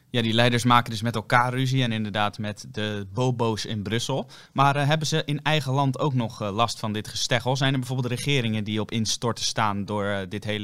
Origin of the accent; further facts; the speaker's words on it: Netherlands; wij zijn toch Nederlanders